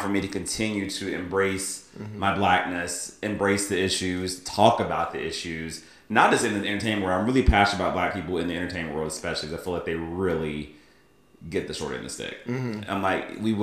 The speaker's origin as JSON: {"language": "English", "region": "the South", "country": "United States", "tie": "born or raised there", "said": "I grew up in the South"}